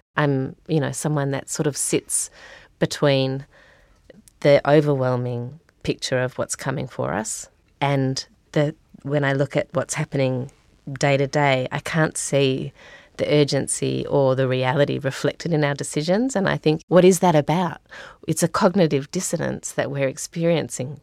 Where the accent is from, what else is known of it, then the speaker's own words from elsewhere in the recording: Australia; moved away as an adult; now in New Zealand; I grew up in Australia. I moved to New Zealand about fifteen years ago